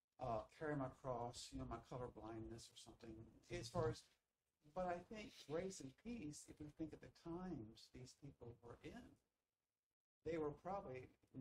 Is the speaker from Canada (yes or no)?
no; United States; as an American